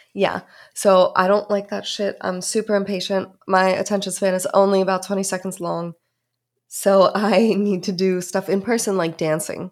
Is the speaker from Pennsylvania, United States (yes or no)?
yes; Pittsburgh, Pennsylvania, United States; I'm from Pittsburgh